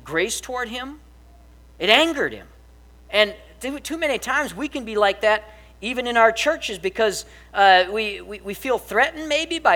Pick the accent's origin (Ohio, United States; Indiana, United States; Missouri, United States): Missouri, United States; I'm from the far country of Missouri